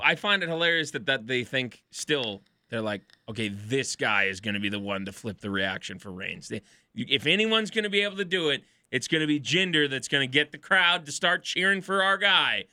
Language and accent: English; Edmonton, Alberta, Canada; I'm a Canadian fellow from Edmonton and I don't have an accent.